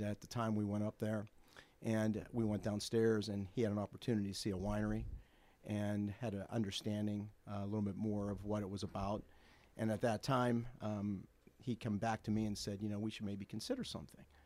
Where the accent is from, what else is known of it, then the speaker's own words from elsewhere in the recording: Bloomfield, United States; I grew up with Bill in Bloomfield